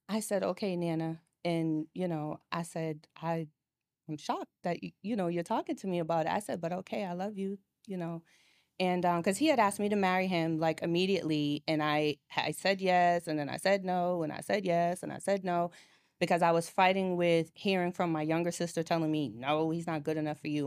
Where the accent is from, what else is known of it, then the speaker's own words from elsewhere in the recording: Boston, Massachusetts, United States; moved away as an adult; now in Atlanta, United States; I'm originally from Boston